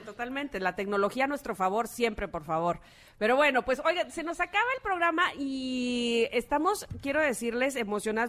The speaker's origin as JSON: {"language": "Spanish", "region": "Veracruz", "country": "Mexico", "said": "siendo veracruzana"}